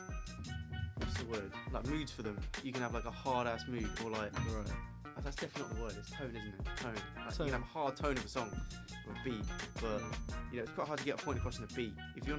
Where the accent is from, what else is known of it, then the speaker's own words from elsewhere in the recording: India; Yeah, and for the viewers, I am actually Indian. Like, I genuinely am Indian.